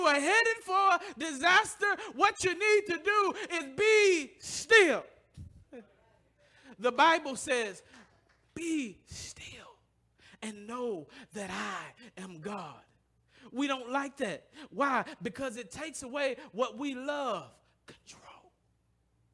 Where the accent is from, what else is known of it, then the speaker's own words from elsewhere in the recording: the South, United States; now in Detroit, United States; I come from the South